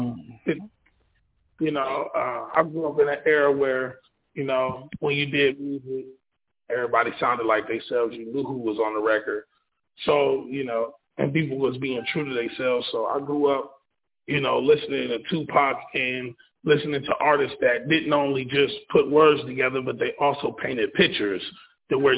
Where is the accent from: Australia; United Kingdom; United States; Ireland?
United States; Ohio; I'm from Madison, Ohio. I'm an up-and-coming artist. I rap. I write music as well. This is where I was born and raised.